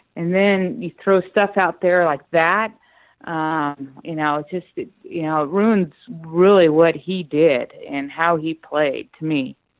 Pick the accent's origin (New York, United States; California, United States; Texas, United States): California, United States; Northern; I was born and raised in Northern California